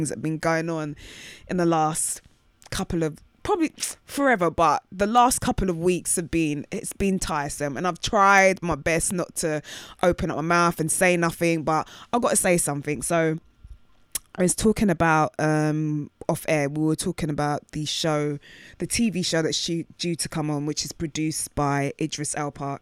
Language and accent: English; United Kingdom